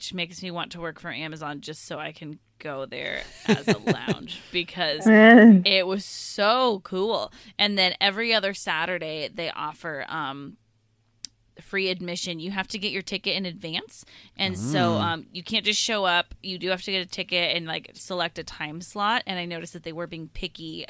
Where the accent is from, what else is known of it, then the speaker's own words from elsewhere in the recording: Seattle, Washington, United States; in Seattle, Ryan, in my hometown